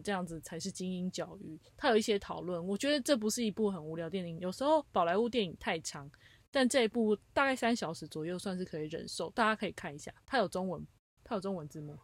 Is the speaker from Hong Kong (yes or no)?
no; Taiwan; now in United States; 以我们台湾人来说